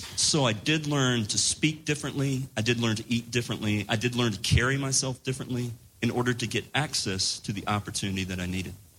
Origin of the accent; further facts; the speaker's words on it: Laurinburg, North Carolina, United States; moved away; I moved back to my hometown in rural North Carolina